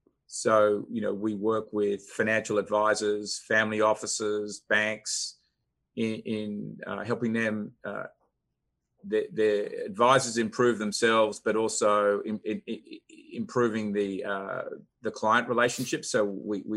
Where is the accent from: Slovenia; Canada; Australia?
Australia; moved away as an adult; now in Atlanta, United States; I'm originally from Australia, but came to Atlanta 16, 17 years ago